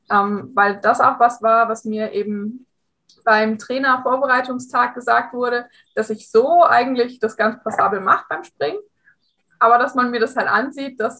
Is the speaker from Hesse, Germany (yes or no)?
yes; Hesse, Germany; ich bin 27 Jahre alt und ich komme aus der Nähe von Frankfurt.